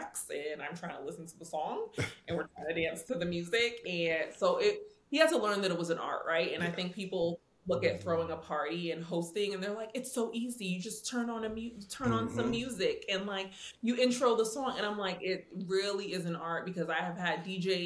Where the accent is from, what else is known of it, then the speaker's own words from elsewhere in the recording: New York, United States; also born or lived in Indiana; I'm from New York